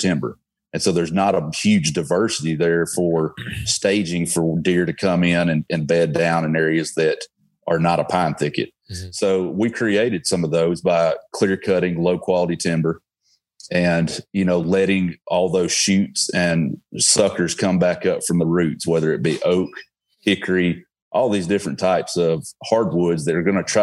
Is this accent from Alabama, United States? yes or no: yes; Alabama, United States; accent: Alabama; my Alabama accent